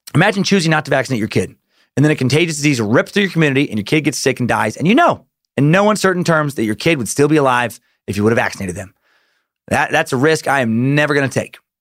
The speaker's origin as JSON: {"language": "English", "region": "Idaho", "country": "United States", "tie": "born or raised there", "said": "growing up in Idaho"}